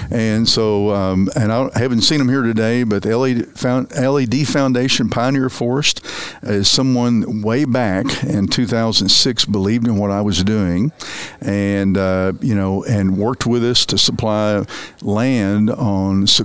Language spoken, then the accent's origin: English; Oregon, United States; Growing up in Oregon, we didn't have to deal with them.